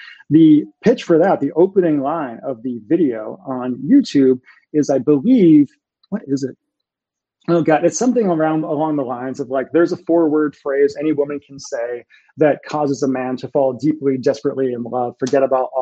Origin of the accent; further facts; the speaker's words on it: Massachusetts, United States; moved away; I'm from Massachusetts and we all talk that way when I'm home